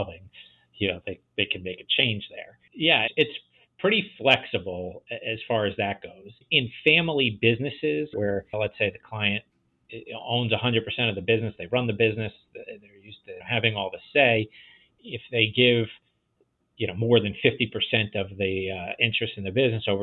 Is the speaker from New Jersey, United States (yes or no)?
yes; New Jersey, United States; New Jersey, my home state